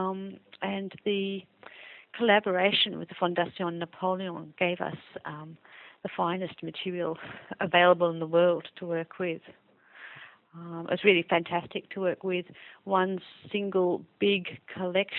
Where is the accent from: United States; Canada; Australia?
Australia; Melbourne, Victoria; also born or lived in England / Sussex / Leeds; I was born in England, but I'm to Australian parents, and I grew up in Melbourne.